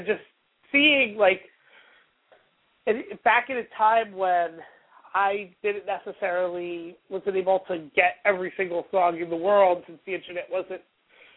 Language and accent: English; Port Chester, New York, United States; growing up in Portchester